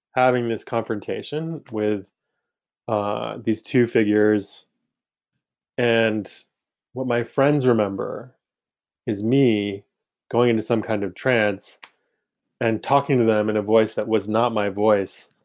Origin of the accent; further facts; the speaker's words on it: Maine, United States; growing up in Maine